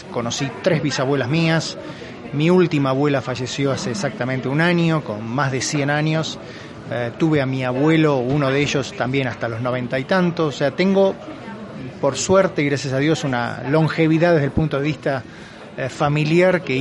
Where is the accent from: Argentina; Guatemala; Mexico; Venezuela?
Mexico; born there; cuando yo nací, yo tengo 53 años, en el año 67, cuando yo nací aquí en México